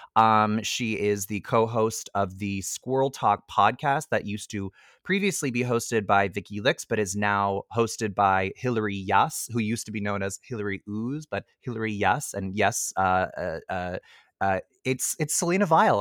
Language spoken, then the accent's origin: English; Ottawa, Ontario, Canada; I'm from Orleans